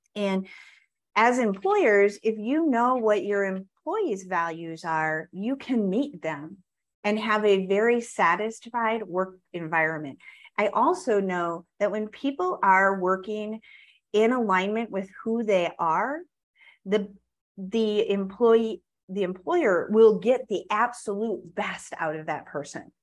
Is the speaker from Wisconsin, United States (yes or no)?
yes; Wisconsin, United States; I grew up in Wisconsin